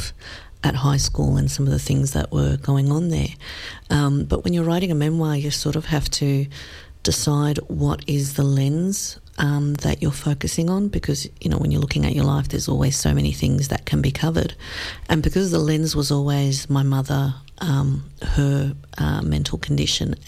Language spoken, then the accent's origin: English; Australia; we grew up in Australia without any family